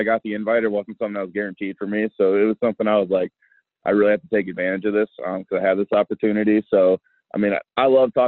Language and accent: English; South Bend, Indiana, United States; I'm from South Bend.